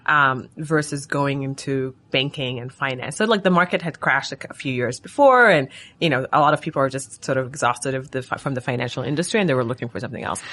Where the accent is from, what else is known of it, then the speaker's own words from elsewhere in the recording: Sudan; moved away as an adult; now in United States; I'm from Sudan. I came to the U S for college, and so my parents still live in Sudan